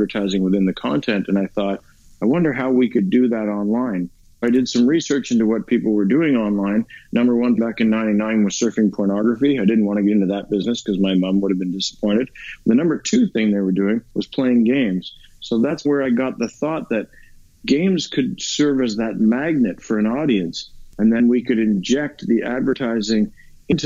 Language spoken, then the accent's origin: English; Canada; I'm a Canadian guy